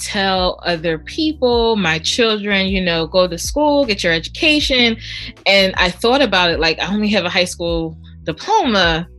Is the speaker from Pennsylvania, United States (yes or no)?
yes; Philadelphia, Pennsylvania, United States; born or raised there